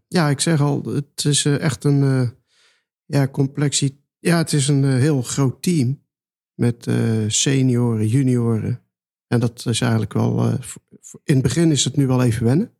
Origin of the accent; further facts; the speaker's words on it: North Brabant, Netherlands; moved away as an adult; also born or lived in Rijswijk / The Hague; Ja, ik kom uit Brabant